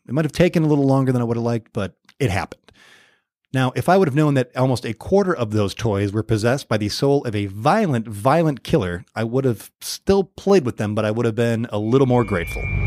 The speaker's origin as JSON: {"language": "English", "region": "Michigan", "country": "United States", "moved": "yes", "lives_now": "Los Angeles, United States", "said": "I'm from Michigan"}